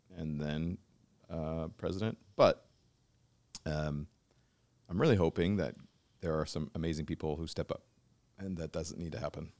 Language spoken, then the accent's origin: English; Pacific Northwest, United States; we grew up together in the Pacific Northwest and shared the same childhood